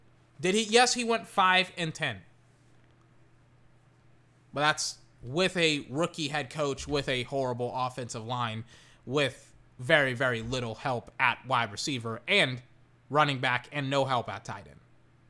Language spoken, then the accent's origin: English; Texas, United States; I'm from Texas. Everyone in Austin is pretty much a Cowboy fan, if they're not a Longhorn fan.